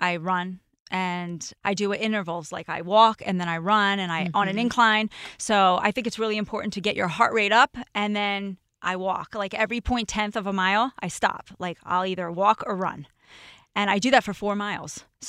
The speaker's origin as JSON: {"language": "English", "region": "New Jersey", "country": "United States", "said": "The way, we're both from Jersey."}